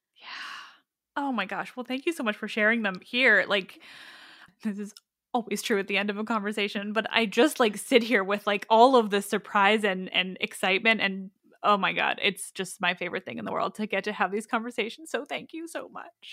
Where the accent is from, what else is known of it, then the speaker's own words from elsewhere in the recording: Canada; as a Canadian